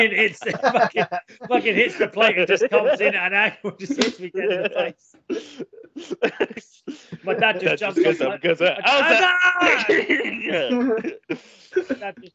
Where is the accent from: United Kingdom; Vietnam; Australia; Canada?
United Kingdom; London; accent: Cockney; as a Cockney